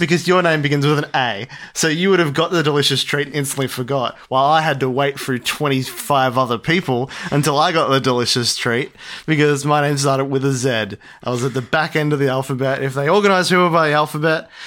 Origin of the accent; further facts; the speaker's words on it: Australia; we're Australian